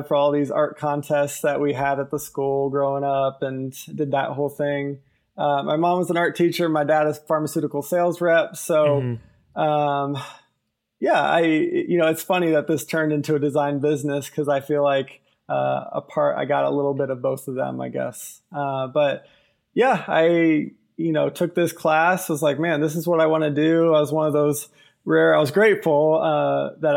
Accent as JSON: {"language": "English", "town": "Columbus", "region": "Ohio", "country": "United States", "tie": "born or raised there", "also_born_or_lived": "Indianapolis, Indiana", "moved": "as an adult", "lives_now": "Albuquerque, United States", "said": "I grew up in Columbus, Ohio"}